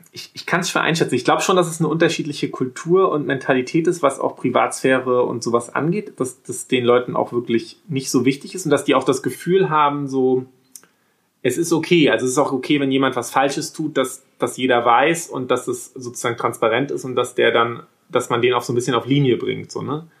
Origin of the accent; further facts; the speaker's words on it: Wismar, Mecklenburg-Vorpommern, Germany; bei uns in Wismar, so ein Reihenhaus, so ein, so ein Wendorf